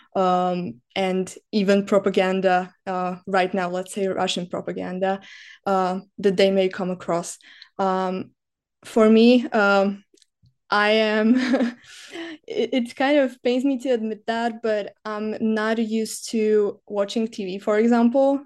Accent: Slovakia; moved away as an adult; now in Czech Republic; I come from Slovakia

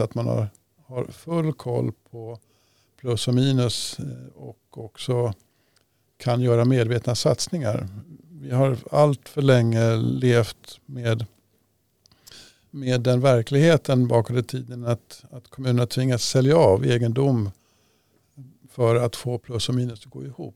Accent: Upplands-Bro, Stockholm County, Sweden; i Upplandsbro där jag växte upp

